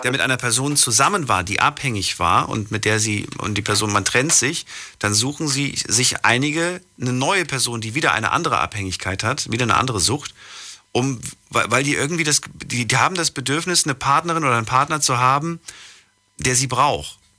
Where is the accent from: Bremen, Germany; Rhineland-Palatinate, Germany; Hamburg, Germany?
Rhineland-Palatinate, Germany; Ludwigshafen; ja, ja, aus äh, Ludwigshafen